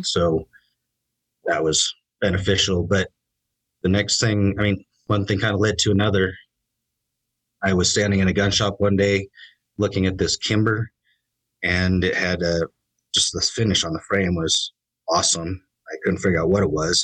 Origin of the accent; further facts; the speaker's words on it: Idaho, United States; I was born and raised in Idaho